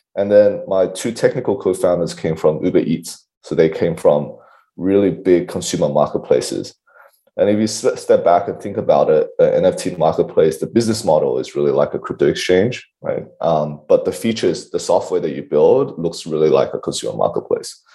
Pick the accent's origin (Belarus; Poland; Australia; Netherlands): Australia; I'm an Aussie